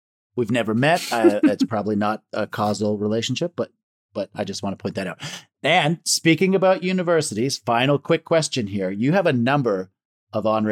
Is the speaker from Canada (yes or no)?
yes; Canada; I'm a Canadian entertainer